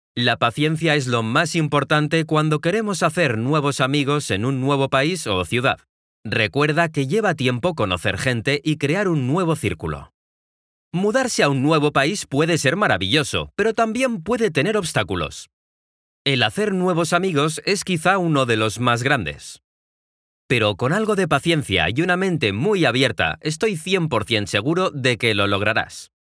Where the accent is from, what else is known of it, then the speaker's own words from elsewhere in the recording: Mexico; soy de México